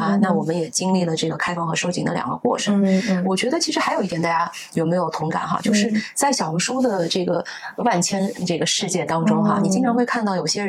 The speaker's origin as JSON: {"language": "Chinese", "region": "Shanghai", "country": "China", "tie": "born or raised there", "also_born_or_lived": "Boston, United States / Hangzhou, China / New York, United States", "moved": "as an adult", "lives_now": "Portugal", "said": "我呃从小是出生在上海，成长在上海啊，十八岁的时候去了美国啊，在农村东北部的这个小农村啊上大学。上完大学之后，我就去了波士顿工作，在波士顿呢也住了好几年。"}